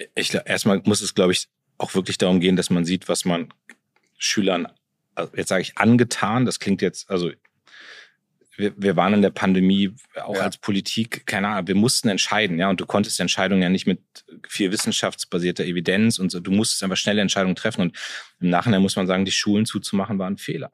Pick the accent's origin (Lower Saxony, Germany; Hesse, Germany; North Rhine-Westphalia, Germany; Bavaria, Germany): Lower Saxony, Germany; Munster; also born or lived in Soltau; ich komme aus Munster, das ist mein Heimatort